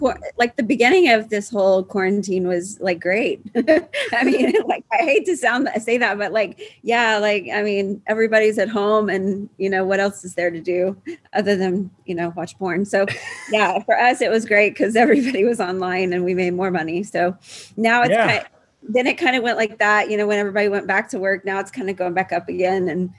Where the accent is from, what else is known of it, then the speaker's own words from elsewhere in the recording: Houston, Texas, United States; Yeah, I still live in Houston. I live like 3 miles from where I grew up.